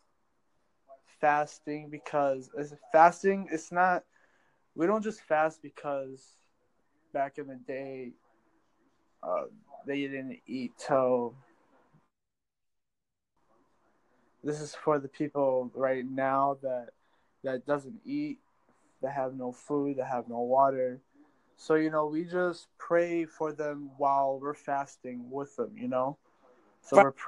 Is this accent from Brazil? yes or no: no; Kurdistan Region, Iraq; moved away; Originally Kurdistan from Iraq.